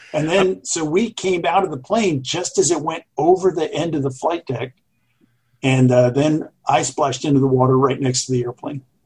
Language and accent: English; Jacksonville, Florida, United States; I grew up in Jacksonville, Florida